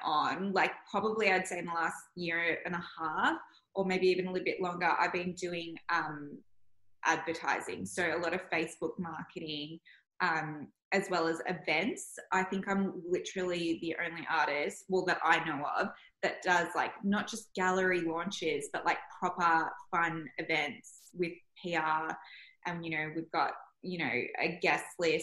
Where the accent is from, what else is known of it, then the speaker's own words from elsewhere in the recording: Melbourne, Victoria, Australia; I grew up in Elsenwick and then came to Elwood.